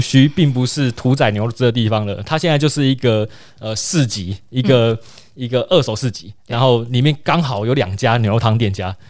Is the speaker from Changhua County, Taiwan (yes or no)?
no; Kaohsiung, Taiwan; moved away; also born or lived in Tainan; 我，我，我从小在高雄长大，然后高雄人的牛肉汤是屏东口味